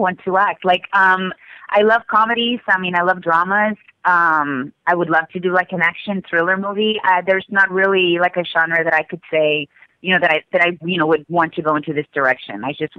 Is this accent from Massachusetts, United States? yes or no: no; Texas, United States; born there; also born or lived in Spain; Originally, well, I was born in the United States in Texas, and then I lived in Spain for many years.